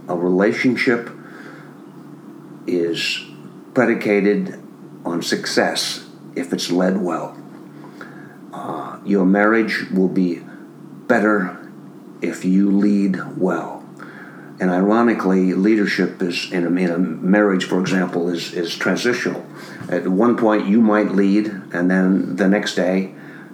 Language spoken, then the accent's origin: English; Minnesota, United States; moved away as an adult; I grew up in Minnesota in a family of six children